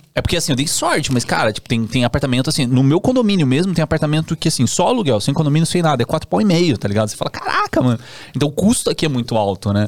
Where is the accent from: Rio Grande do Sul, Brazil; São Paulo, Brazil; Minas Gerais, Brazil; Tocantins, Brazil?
São Paulo, Brazil; Campinas; moved away as an adult; now in São Paulo, Brazil; eu sou de Campinas, né, e aí comecei a ter muito trabalho aqui em São Paulo